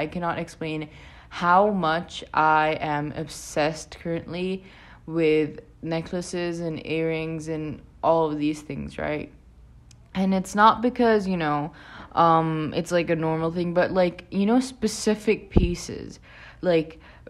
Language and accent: English; Pakistan; I live in Pakistan. I'm from Pakistan originally as well.